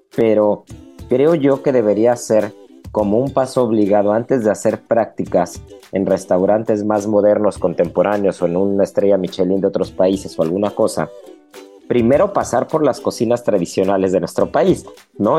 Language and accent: Spanish; Mexico; como mexicano y como cocinero